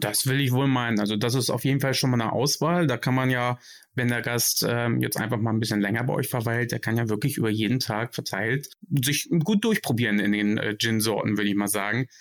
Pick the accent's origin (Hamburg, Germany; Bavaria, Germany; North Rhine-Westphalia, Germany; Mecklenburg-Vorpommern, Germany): Hamburg, Germany; now in Frankfurt, Germany; als gebürtiger Hamburger